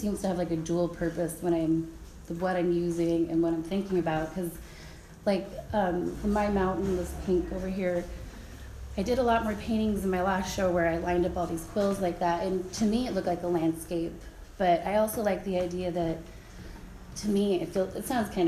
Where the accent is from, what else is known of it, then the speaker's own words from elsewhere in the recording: Fort Yukon, Alaska, United States; now in Fairbanks, United States; I am from Fort Yukon, I'm Gwich'in